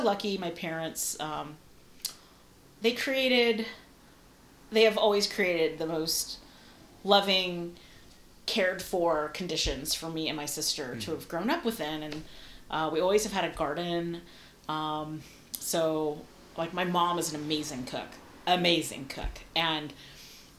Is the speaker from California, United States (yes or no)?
yes; San Mateo, California, United States; also born or lived in Italy / Los Angeles; I grew up in San Mateo